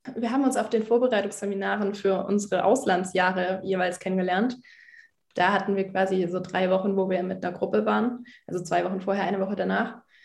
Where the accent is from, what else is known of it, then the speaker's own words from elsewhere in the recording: Germany; Bin in einer Freikirche aufgewachsen in Deutschland.